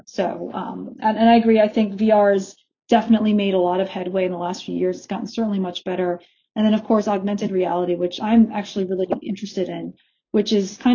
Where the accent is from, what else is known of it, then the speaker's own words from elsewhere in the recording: East Coast, United States; moved away as an adult; also born or lived in Los Angeles; now in Dallas, United States; I was born and raised on the East Coast